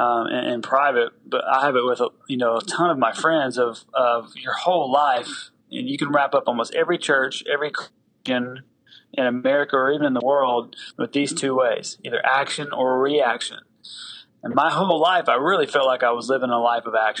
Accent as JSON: {"language": "English", "region": "Tennessee", "country": "United States", "tie": "born or raised there", "said": "I do have an accent. I'm from the South. So I grew up in the South in Tennessee"}